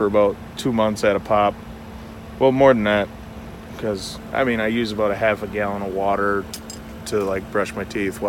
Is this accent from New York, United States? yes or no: no; Appleton, Wisconsin, United States; Wisconsin, Appleton, Wisconsin.